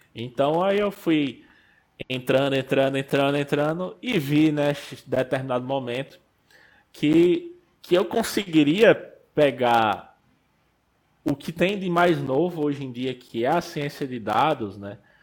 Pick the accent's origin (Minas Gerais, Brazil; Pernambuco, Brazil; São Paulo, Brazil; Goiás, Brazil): Pernambuco, Brazil; moved away as an adult; also born or lived in Rio Grande do Norte; eu sou pernambucano, né? Sou nascido e criado no sertão, no meio da Caatinga